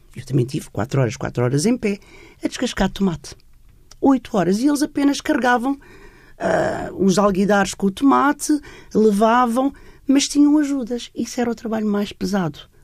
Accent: Setúbal, Portugal; Eu sou de Setúbal, o meu pai era empresário e tinha uma fábrica só de mulheres

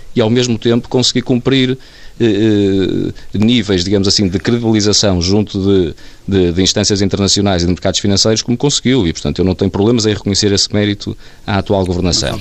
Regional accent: Portugal; eu sendo português

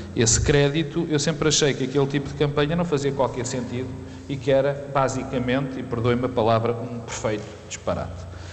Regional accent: Porto, Norte, Portugal; moved away; also born or lived in Lisbon; estar aqui no Porto, que é a minha terra

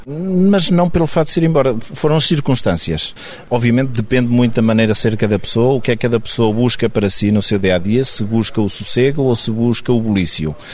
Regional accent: Águeda, Aveiro District, Portugal; eu sou de Blasema de Chão, que é uma aldeia do Conselho de Águeda

